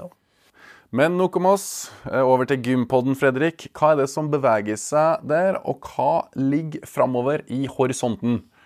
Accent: Verdal, Trøndelag, Norway; Verdalen er da min hjemby, eller hjemplass

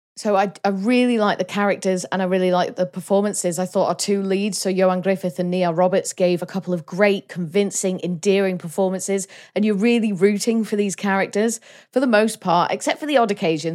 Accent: Wales, United Kingdom; as a Welsh person, like, I like the fact I'm Welsh and I love Wales

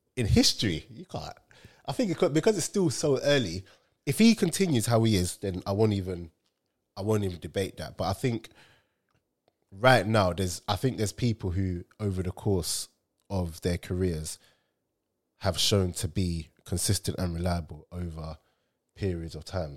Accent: Nigeria; me as a Nigerian

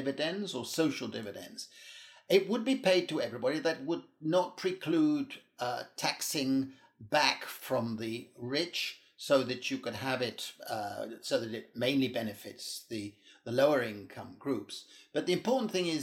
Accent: United Kingdom; now in Europe; I'm British, I'm a British citizen, but I work and live in Europe

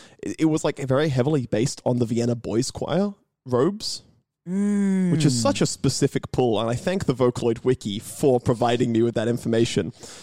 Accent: England, United Kingdom; I am an English choir person.

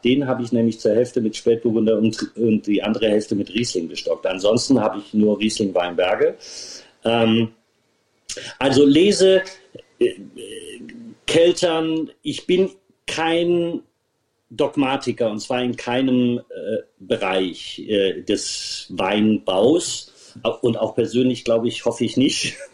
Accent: Germany; meine Heimat

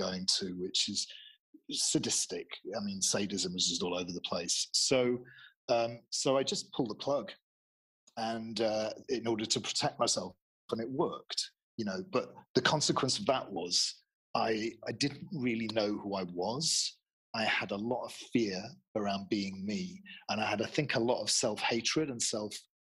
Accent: Manchester, North West England, United Kingdom; moved away as an adult; I'm from Manchester

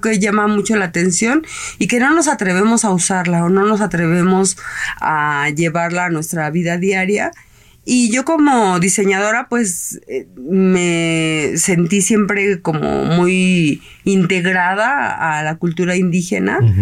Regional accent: Mexico; esa parte de cultura que nosotros tenemos como mexicanos

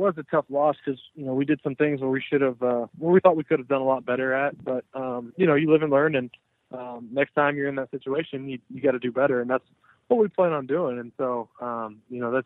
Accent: Austin, Texas, United States; I'm from Texas originally, you know, grew up in Austin

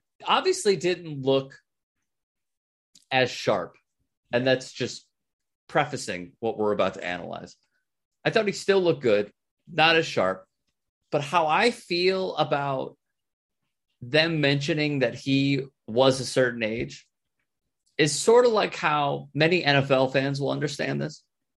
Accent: United States; as an American who actually believes in science

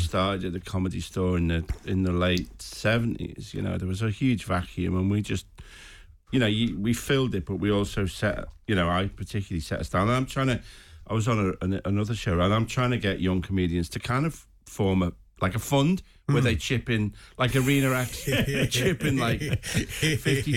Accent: Liverpool, North West England, United Kingdom; I was born in Anfield, you know, about 500 yards from the ground.

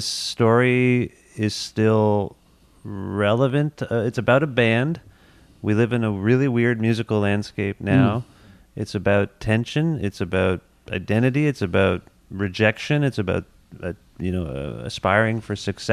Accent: Canada

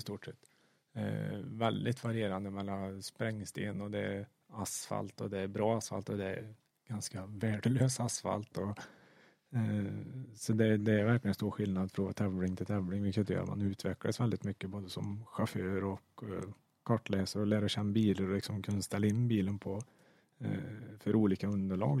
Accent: Sweden; som svensk

